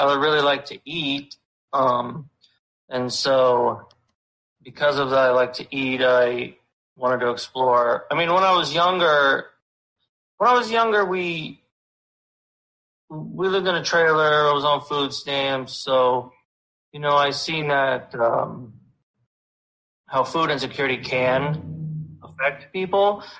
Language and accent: English; Pennsylvania, United States; Northeastern Pennsylvania.